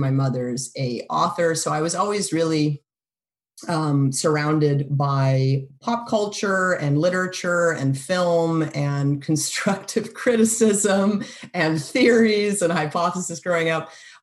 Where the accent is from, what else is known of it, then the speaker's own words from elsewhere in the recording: Canada; moved away as an adult; also born or lived in Boston, United States; now in United States; I was born in Boston, but I really spent most of my life in Canada. I grew up in Canada.